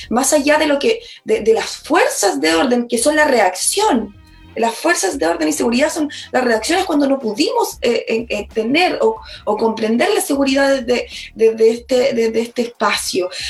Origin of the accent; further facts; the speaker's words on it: Chile; nuestra realidad eh, como chilenos y chilenas, eh, o también como comunidades.